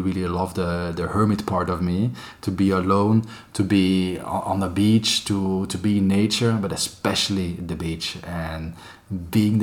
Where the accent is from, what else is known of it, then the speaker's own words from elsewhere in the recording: Antwerp, Flanders, Belgium; moved away as an adult; now in Barcelona, Spain; I'm from Antwerp, the most beautiful city of Belgium